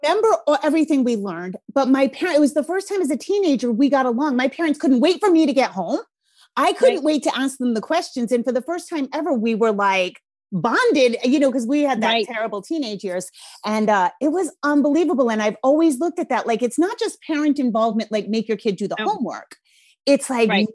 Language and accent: English; Rhode Island, United States; accent: Rhode Island; my Rhode Island accent's coming out thick